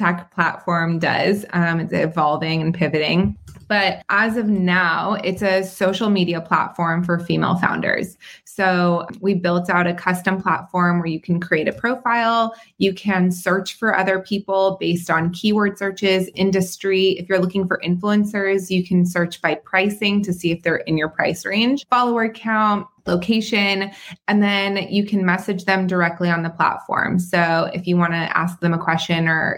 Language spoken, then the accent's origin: English; Southern California, United States; also born or lived in Israel / North Carolina; I was born in Israel and moved to California when I was about 3 years old